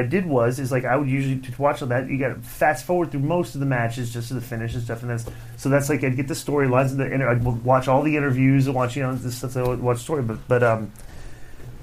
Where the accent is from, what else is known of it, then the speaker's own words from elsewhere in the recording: Atlanta, Georgia, United States; I grew up watching wrestling. I grew up watching in Atlanta